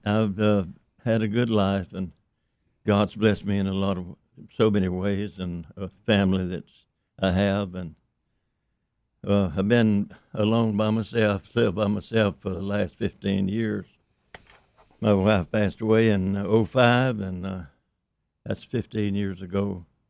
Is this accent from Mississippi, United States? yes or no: yes; Mississippi, United States; also born or lived in East Carroll Parish, Louisiana; I grew up actually in Mississippi with the Jacksons